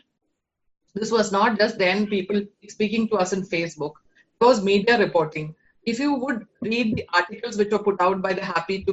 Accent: Kerala, India; moved away; I am born and brought up in Kerala

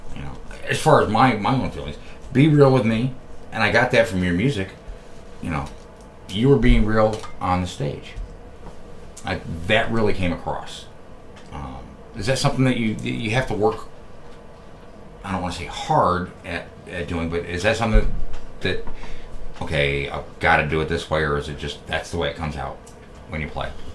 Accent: New York, United States; moved away as an adult; now in Columbus, United States; I'm from New York. I'm not. I'm not from Columbus. I'm not from Ohio. Uh, but although I've lived out here for you know, going on almost 14 years at this point

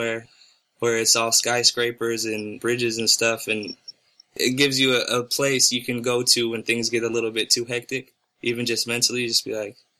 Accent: California, United States; I was born in California

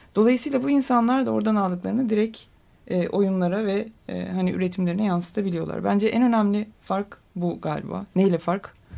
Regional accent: Adana, Turkey; now in Istanbul, Turkey; ben Adanalıyım

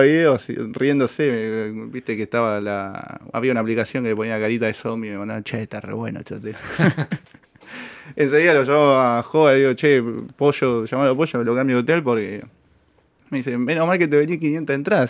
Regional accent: Santa Fe, Argentina; de Santa Fe

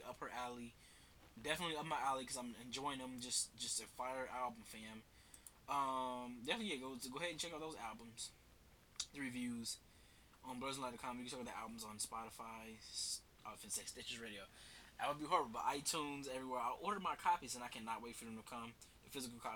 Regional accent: United States; I'm American

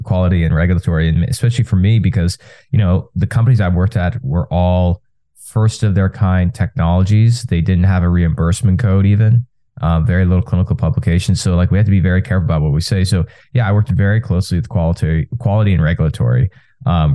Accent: Texas, United States; I was born and raised in Texas, first generation American

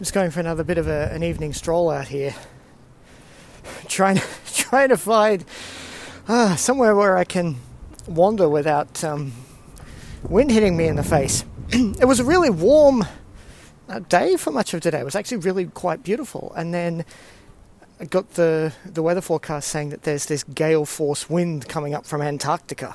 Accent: Singapore; now in Sydney, Australia; I grew up in Singapore. I'm used to tropical storms

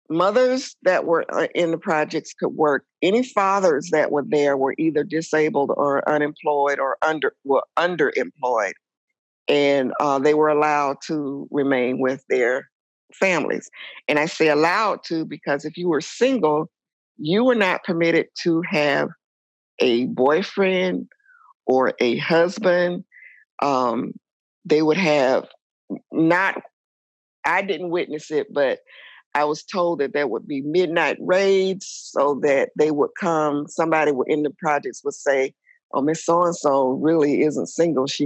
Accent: Atlanta, Georgia, United States; also born or lived in Ohio; I was born in Ohio. Um, our family status was pretty upper middle class. My dad worked. My mom was a stay at home mom. Uh, she was also an abused wife. And so we left Ohio and moved to Atlanta, Georgia

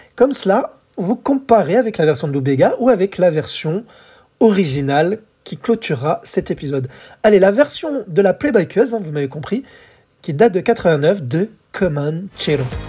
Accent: France; chez nous, en France

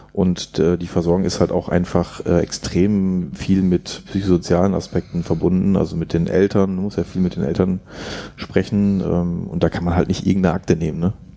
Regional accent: near Jens Spahn's home village, North Rhine-Westphalia, Germany; der kommt aus meinem Heimatdorf, also in der Nähe.

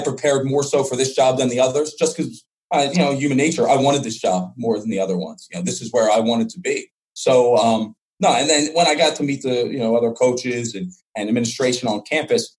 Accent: Levittown, Pennsylvania, United States; also born or lived in Reading, Pennsylvania; I grew up right outside Northeast Philly for all those people. I'm not going to say I'm from Northeast Philly because I know that's a touchy subject around Philadelphia, so Levittown.

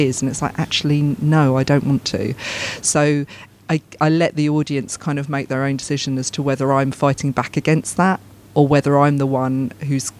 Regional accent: United Kingdom; I'm British. I'm very, very proud, very, very proud of being British

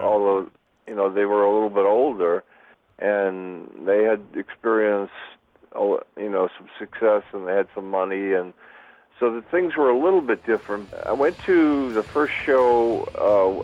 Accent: Boston, Massachusetts, United States; I'm from um, originally from Boston, Massachusetts, born and raised in Boston

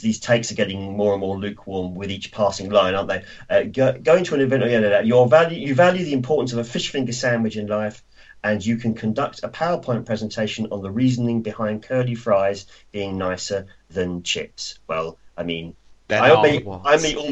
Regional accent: Croydon, London, United Kingdom; I'm actually from Croydon, even though I work in London. I'm from Croydon.

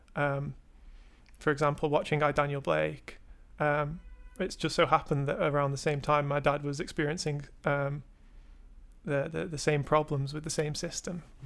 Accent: England, United Kingdom

